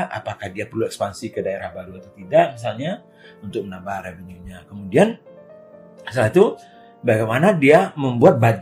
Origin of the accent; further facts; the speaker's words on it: Kerinci, Jambi, Indonesia; Karena saya melihat di kampung halaman saya di daerah Kerinci, Gunung Kerinci di Jambi.